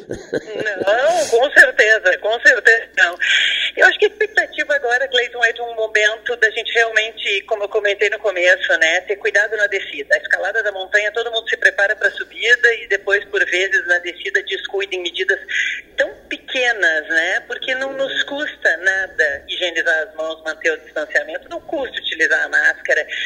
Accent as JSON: {"language": "Portuguese", "town": "Pelotas", "region": "Rio Grande do Sul", "country": "Brazil", "also_born_or_lived": "Porto Alegre", "said": "mesmo sendo pelotense"}